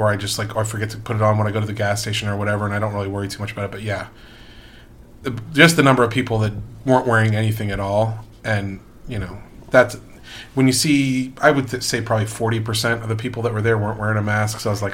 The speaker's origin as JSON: {"language": "English", "region": "Northern Virginia", "country": "United States", "tie": "born or raised there", "said": "I grew up in the South, but in Northern Virginia for the most part, in a rural area"}